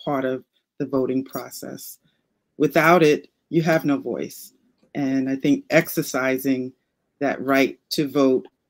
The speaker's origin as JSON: {"language": "English", "town": "New York City", "region": "New York", "country": "United States", "moved": "as an adult", "lives_now": "Maryland, United States", "said": "when I first moved here to Maryland, because I'm from Brooklyn, New York"}